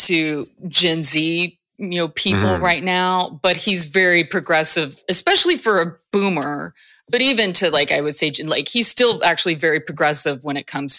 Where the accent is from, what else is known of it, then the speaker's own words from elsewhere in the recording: United States; I'm an American